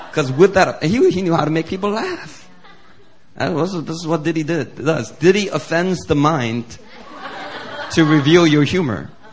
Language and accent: English; Philadelphia, Pennsylvania, United States; growing up in Philly and hanging out with friends that used to be offensive just for the sake of it